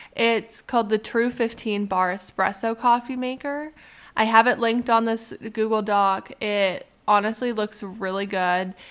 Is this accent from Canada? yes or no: yes; Canada; being a Canadian